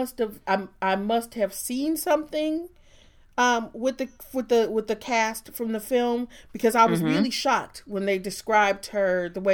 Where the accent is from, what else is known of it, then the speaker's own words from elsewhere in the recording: Michigan, United States; a Michigan girl, so it's Verner's or nothing, man.